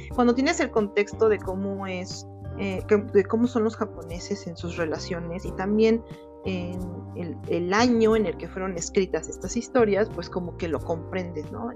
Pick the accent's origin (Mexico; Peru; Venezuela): Mexico; soy de México